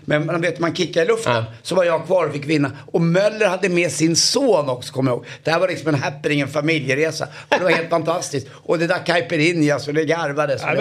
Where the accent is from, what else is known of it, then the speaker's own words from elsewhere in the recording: Stockholm, Stockholm County, Sweden; jag är uppvuxen borta på Karlavägen här runt hörnan i, i Stockholm